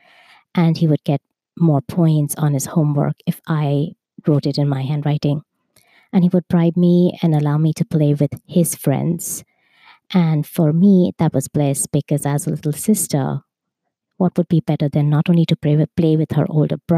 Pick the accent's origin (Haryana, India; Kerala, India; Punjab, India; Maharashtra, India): Maharashtra, India; Mumbai; I was born in Bombay, India, in a family of five